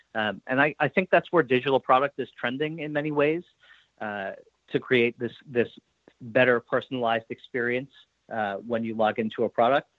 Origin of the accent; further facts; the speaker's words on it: New York, United States; moved away; also born or lived in Boston; I grew up in New York. I went to school in Boston. I lived there for a number of years.